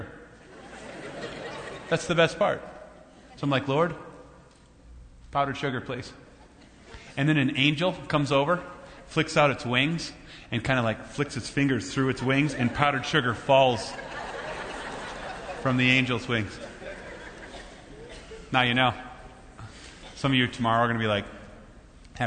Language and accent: English; Minnesota, United States; I'm from Minnesota